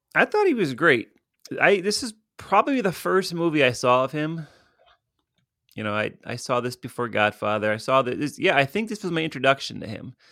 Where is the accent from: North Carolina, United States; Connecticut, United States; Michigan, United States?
Connecticut, United States; Stamford; my hometown of Stamford, Connecticut